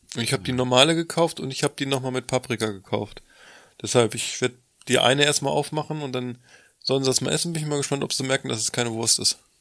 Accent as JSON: {"language": "German", "region": "Lower Saxony", "country": "Germany", "said": "bei uns in Niedersachsen"}